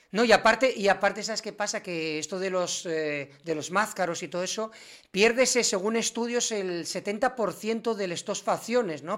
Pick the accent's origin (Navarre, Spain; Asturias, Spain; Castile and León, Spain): Asturias, Spain; los asturianos somos, y los asturianos